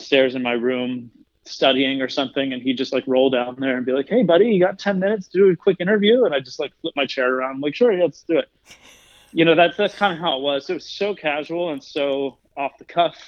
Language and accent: English; suburban Maryland, United States; now in Colorado, United States; I grew up in like suburban Maryland